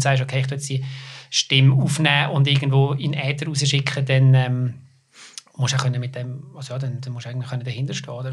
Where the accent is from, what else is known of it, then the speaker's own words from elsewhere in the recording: Lucerne, Switzerland; ich komme aus Luzern